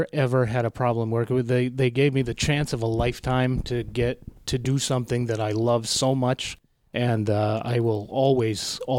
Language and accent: English; Haverhill, Massachusetts, United States; I actually grew up in Haverhill, Mass.